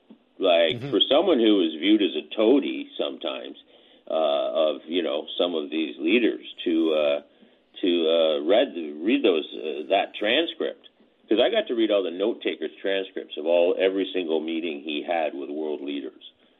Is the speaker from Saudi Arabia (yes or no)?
no; Canada; what really impressed me as a student of history and as a Canadian was his effectiveness on the international scene.